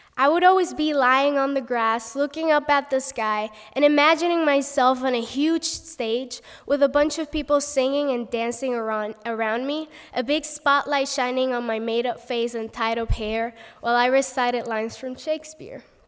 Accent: Puerto Rico; first language Spanish; English is a second language; moved away as an adult; now in United States; I'm from Puerto Rico, and our main language is Spanish

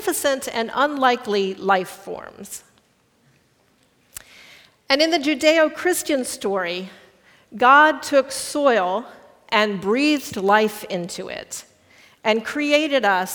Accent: Midwest, United States; first language English; I am culturally a Midwesterner and a small town kind of person

